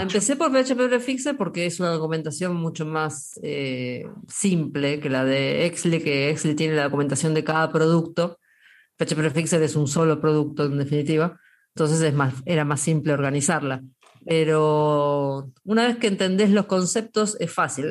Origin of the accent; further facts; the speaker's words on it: Argentina; los argentinos somos mitad españoles, mitad, españoles y mitad italianos